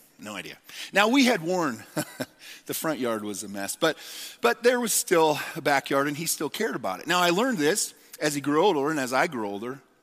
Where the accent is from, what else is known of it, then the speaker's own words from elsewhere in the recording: United States; we as American Christians in the church in America